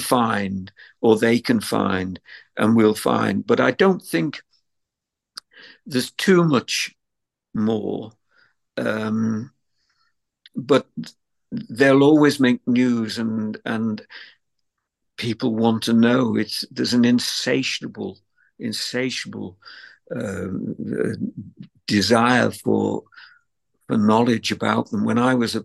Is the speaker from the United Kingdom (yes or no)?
yes; Liverpool, North West England, United Kingdom; as a teenager growing up in Liverpool